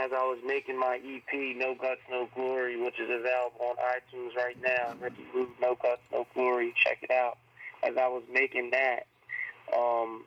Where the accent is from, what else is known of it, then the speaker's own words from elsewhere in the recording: New Jersey, United States; I'm from South Jersey